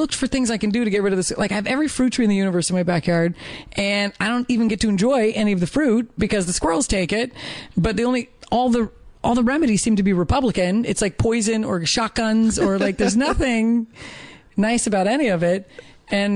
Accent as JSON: {"language": "English", "region": "Colorado", "country": "United States", "tie": "born or raised there", "said": "growing up in Colorado"}